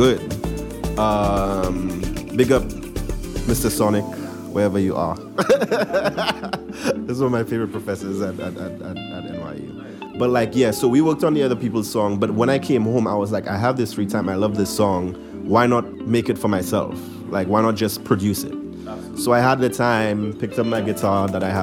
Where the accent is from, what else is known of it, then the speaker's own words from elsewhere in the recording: St. Lucia; now in New York, United States; it's an immigrant experience, but from a St. Lucian immigrant, my experience